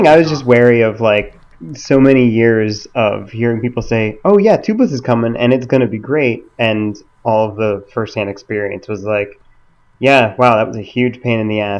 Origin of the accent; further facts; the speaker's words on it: New York City, New York, United States; I'm from New York City, more or less